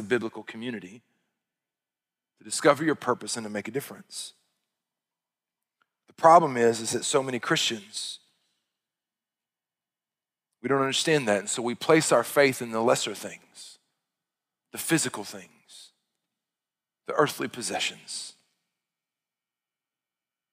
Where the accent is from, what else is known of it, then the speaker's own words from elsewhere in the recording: Arkansas, United States; I'm from Arkansas.